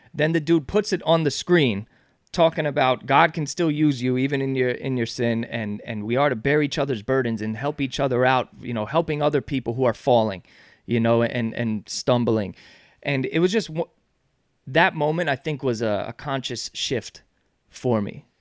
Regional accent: Yonkers, New York, United States; We're from Yonkers

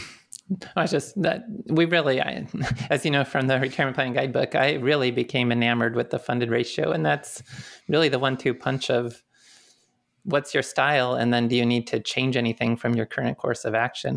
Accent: Detroit, Michigan, United States; I grew up more in the Detroit area

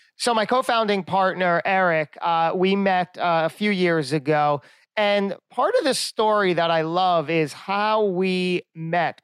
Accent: Lakewood, New Jersey, United States; I'm from Lakewood, New Jersey

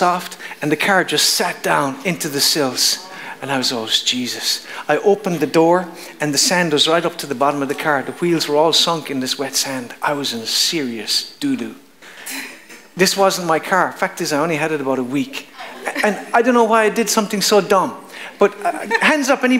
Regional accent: Kerry, Munster, Ireland; I was from Kerry

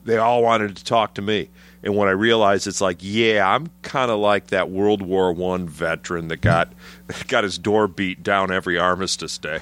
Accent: Trenton, Michigan, United States; moved away as an adult; also born or lived in Chicago, Illinois; now in Chicago area, United States; Grew up south of Detroit, but I was, uh, Trenton, Michigan

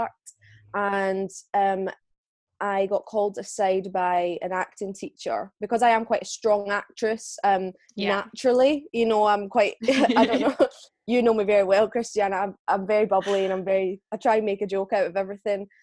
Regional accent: Scotland, United Kingdom; I am from Bonnie, Scotland in the UK

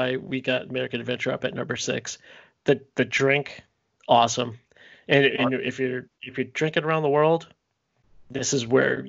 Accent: Canada; I'm Canadian.

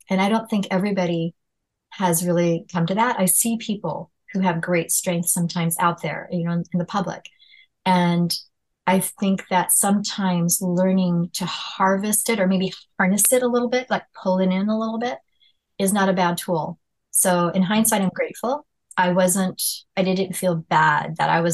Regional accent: California, United States; growing up in California

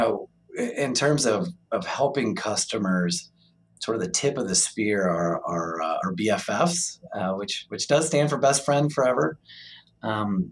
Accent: St. Louis, Missouri, United States; moved away; also born or lived in Illinois; I was born and raised in the St. Louis area

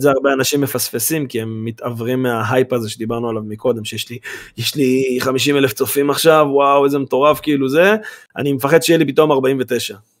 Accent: Karmiel, Northern District, Israel; אנחנו מכרמיאל

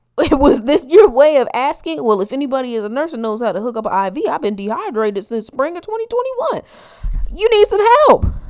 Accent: Midwest, United States; I'm a Midwesterner

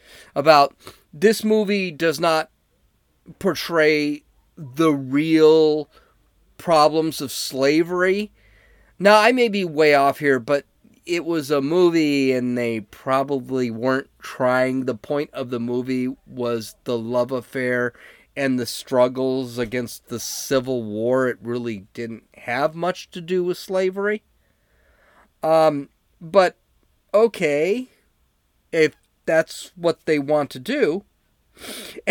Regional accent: San Diego, California, United States; I'm like from San Diego

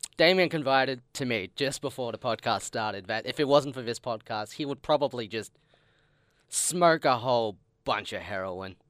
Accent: Australia

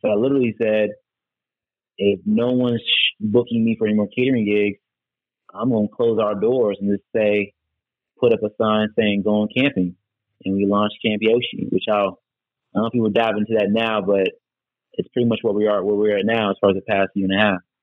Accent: Charlotte, North Carolina, United States; moved away as an adult; also born or lived in Washington, D.C. / New York City; I grew up in Charlotte, but obviously as a kid, I went outside and camped a lot.

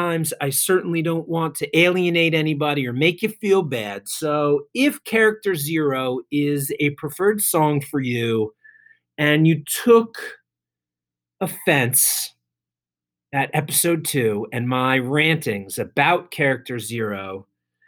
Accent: New Jersey, United States; So it was cool to bring him to my hometown.

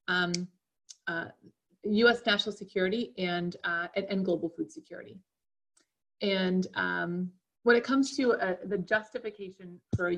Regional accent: Erie, Pennsylvania, United States; now in Washington, D.C., United States; I was born and raised in Erie, Pennsylvania

